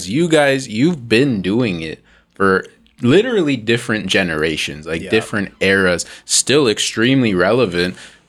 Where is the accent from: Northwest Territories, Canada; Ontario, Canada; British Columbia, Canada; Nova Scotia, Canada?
Ontario, Canada; Mississauga; I'm from Mississauga too.